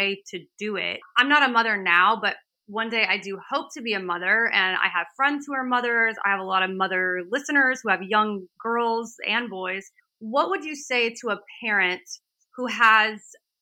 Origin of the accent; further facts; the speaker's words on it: the South, United States; I'm from the South and, you know, I grew up in a household where I was taught